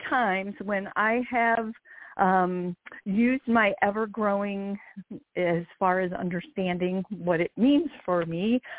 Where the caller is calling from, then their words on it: Maryland, United States; I'm calling from Maryland.